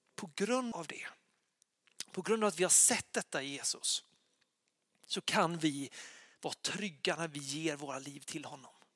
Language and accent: Swedish; Lysekil, Västra Götaland, Sweden; moved away; jag bodde hemma i Lysekil då